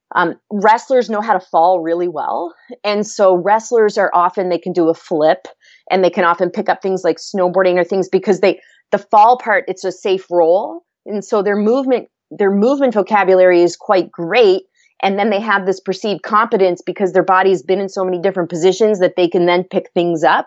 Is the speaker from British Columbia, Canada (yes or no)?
no; Antigonish, Nova Scotia, Canada; I grew up in Nova Scotia, Canada, and was fortunate enough to grow up in a, a small town, a very active town in the Northeast Coast called Anagonish.